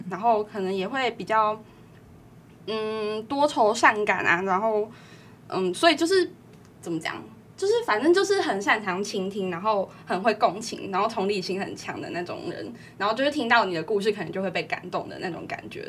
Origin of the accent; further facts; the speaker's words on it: Yunlin County, Taiwan; 因为我是云林人啊，云林其实就是介在中部跟南部没错